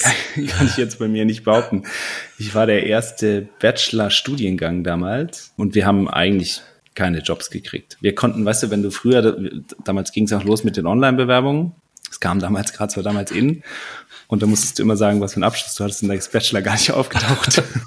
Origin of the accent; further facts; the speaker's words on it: Saarland, Germany; moved away as an adult; also born or lived in Bruchsal; now in Munich, Germany; ich bin ein gebürtiger Saarländer, wohne jetzt äh, in München mit meiner Frau.